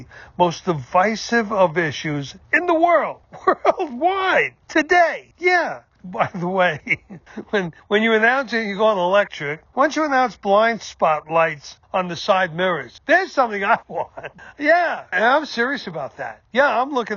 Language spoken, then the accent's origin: English; United States; as an American